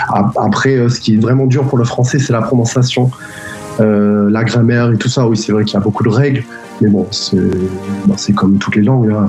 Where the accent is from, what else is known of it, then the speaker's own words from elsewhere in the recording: San Diego, California, United States; French is a second language; moved away as an adult; also born or lived in Japan; now in France; je suis né au Japon parce que mes parents, ils, étaient euh, militaires. Et donc, euh, j'ai grandi à San Diego, mais j'ai beaucoup voyagé dans ma vie.